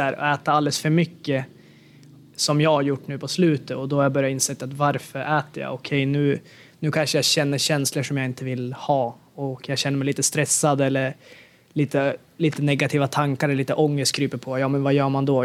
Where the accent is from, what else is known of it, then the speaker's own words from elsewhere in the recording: Sweden; moved away; när jag var hemma i Sverige